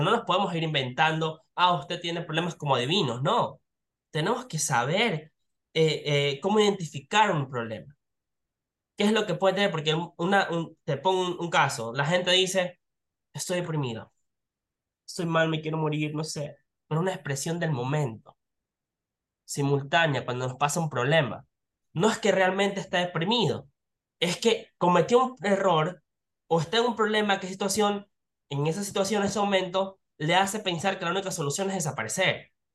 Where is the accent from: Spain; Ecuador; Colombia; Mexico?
Ecuador; nosotros como ecuatorianos